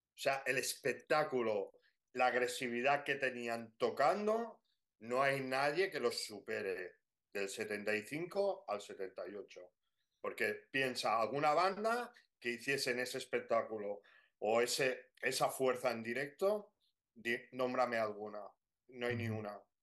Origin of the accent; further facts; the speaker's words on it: Barcelona, Catalonia, Spain; nosotros somos, somos de Barcelona.